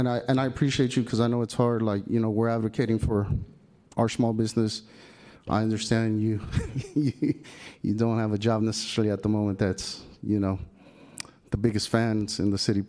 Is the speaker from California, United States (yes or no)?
yes; San Francisco, California, United States; I'm from the Mission, 24th Street.